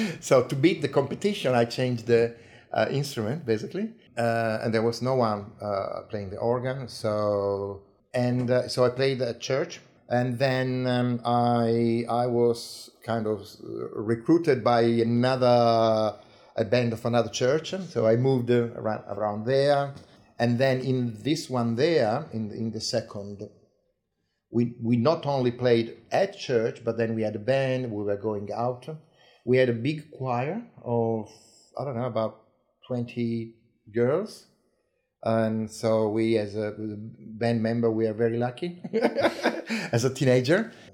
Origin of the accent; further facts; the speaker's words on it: Ravenna, Emilia-Romagna, Italy; English is a second language; moved away as an adult; also born or lived in Pesaro; now in Tasmania, Australia; I was born in Pesaro, eh, but at, when I was one year old, my parents migrated or moved uh, eh, 100 k's north to Ravenna